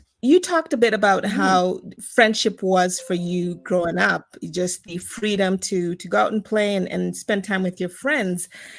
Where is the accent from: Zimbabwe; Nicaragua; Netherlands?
Zimbabwe; also born or lived in South Africa / United States; So, as you know, I'm from Zimbabwe, but I was not born in Zimbabwe. I was born in South Africa, so spent the first couple years there. And then from there, my family moved to the US